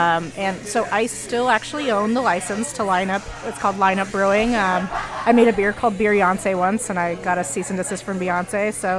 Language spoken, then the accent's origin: English; Colorado, United States; also born or lived in New York City, United States; now in Cleveland, United States; I'm from Colorado originally.